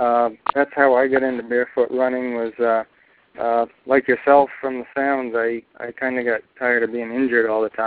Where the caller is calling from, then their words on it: Bangor, Maine, United States; I'm calling from Bangor, Maine.